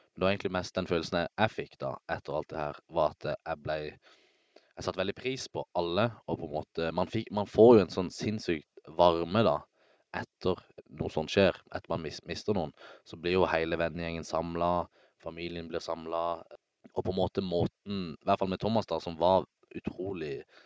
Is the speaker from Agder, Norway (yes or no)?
yes; Søgne, Agder, Norway; moved away; jeg var hjemme i Søgne